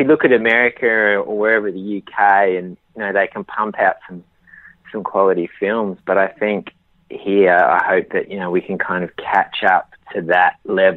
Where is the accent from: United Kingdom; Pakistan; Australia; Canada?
Australia; I'm Australian, you know, so, you know, it's where I'm from